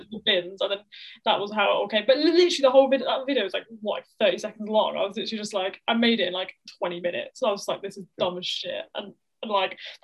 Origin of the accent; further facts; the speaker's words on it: Fleet, South East England, United Kingdom; moved away as an adult; Her mum ran a drama school in Fleet, which is where I grew up, in Hampshire, and it's like small town